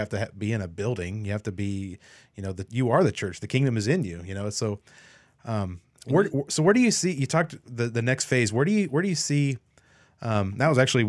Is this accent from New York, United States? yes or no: no; Kansas, United States; I know like my home state, Kansas